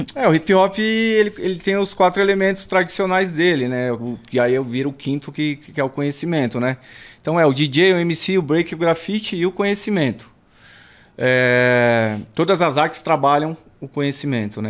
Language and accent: Portuguese; São Paulo, Brazil; Nasci ali em Santo Amaro, no, no, no hospital ali, né? No, no Zona Sul. e cresci no, no Alto do Riviera